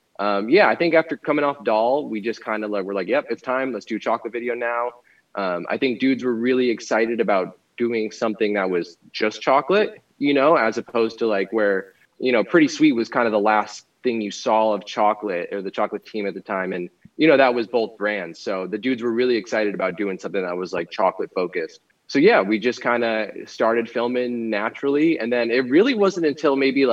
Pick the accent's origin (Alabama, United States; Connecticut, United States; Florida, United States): Florida, United States; moved away as an adult; also born or lived in Rochester, New York / Orlando, Florida; now in California, United States; I'm originally from Florida, balance between there and Rochester, New York, my whole life kind of growing up back and forth